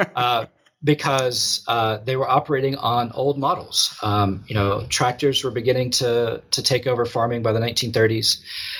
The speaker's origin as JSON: {"language": "English", "town": "Eden", "region": "North Carolina", "country": "United States", "tie": "born or raised there", "moved": "yes", "said": "I'm from Eden, North Carolina"}